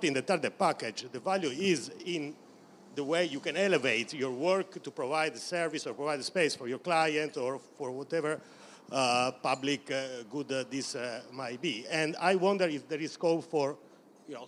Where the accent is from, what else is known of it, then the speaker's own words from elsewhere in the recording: Italy; accent: thick Italian; English is a second language; now in United Kingdom; my thick Italian accent